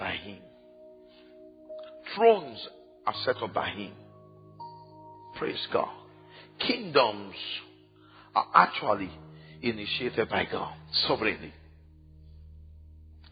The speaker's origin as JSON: {"language": "English", "town": "Ibadan", "region": "Oyo", "country": "Nigeria", "tie": "born or raised there", "said": "when I was growing up in Ibadan, there was only one television station"}